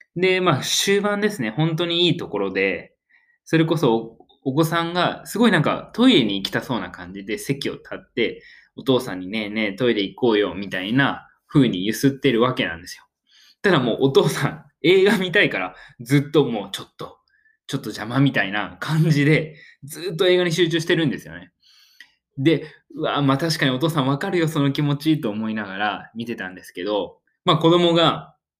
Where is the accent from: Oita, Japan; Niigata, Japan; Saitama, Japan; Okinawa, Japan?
Oita, Japan; 自分大分県出身